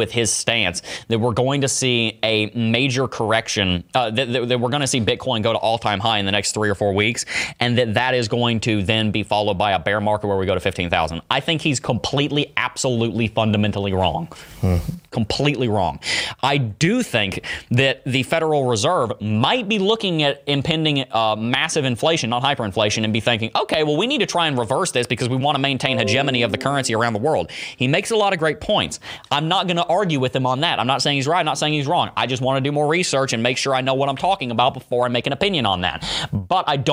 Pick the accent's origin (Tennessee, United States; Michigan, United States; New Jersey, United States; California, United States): Tennessee, United States; Pigeon Forge; moved away; also born or lived in Gatlinburg, Tennessee; I was born in Pigeon Forge. The day I was born, we lived in Gatlinburg